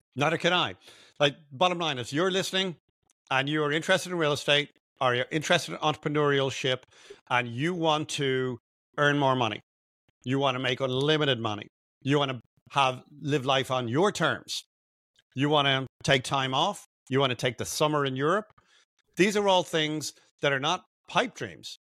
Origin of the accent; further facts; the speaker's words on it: Dublin, Leinster, Ireland; moved away as an adult; now in United States; I'm, I'm Irish, I'm from Dublin.